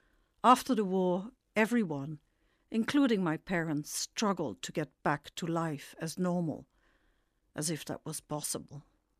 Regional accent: Netherlands; first language Dutch; English is a second language; It was years later that I read her diary, written in my native language, Dutch.

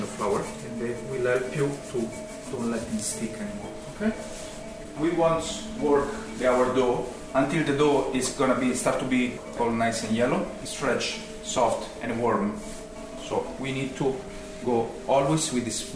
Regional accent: Rome, Lazio, Italy; now in Tralee, Ireland; We are from Rome, originally

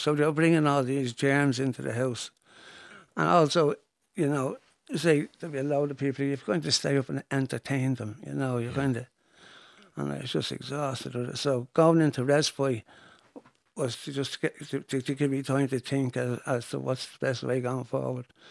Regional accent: Dublin, Leinster, Ireland; growing up in Finglas, when I started, Finglas was a village

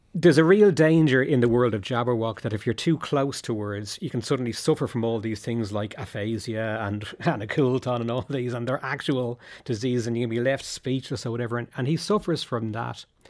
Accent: Dublin, Leinster, Ireland; when I was growing up in Dublin

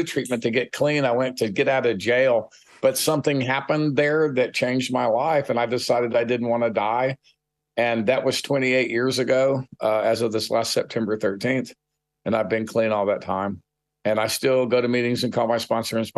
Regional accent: San Antonio, Texas, United States; I grew up for the most part in San Antonio, Texas, in South Texas

